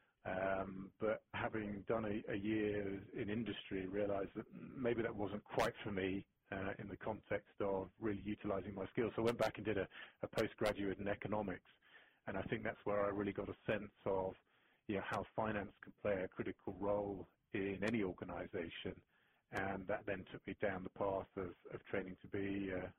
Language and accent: English; England, United Kingdom; moved away as an adult; also born or lived in Thailand / Hong Kong / United States; now in Switzerland; being English and starting my career in the UK